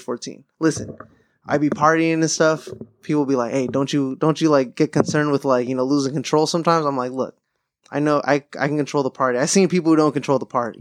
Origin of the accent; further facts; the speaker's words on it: Southern California, United States; growing up in SoCal